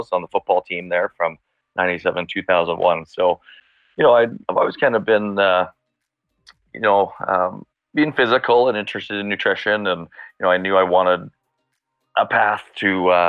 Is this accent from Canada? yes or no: yes; Brooks, Alberta, Canada; now in Calgary, Canada; I grew up in Brooks in the 90s as a teenager. So small town, southern Alberta